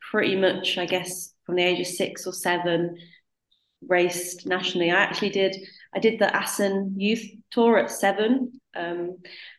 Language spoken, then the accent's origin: English; North East England, United Kingdom; I lived in the northeast, and I joined a club called Cleveland Wheelers